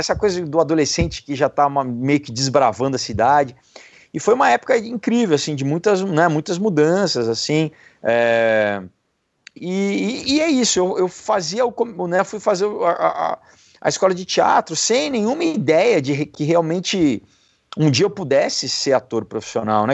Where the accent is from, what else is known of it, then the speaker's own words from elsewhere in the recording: São Paulo, Brazil; eu sou de São Paulo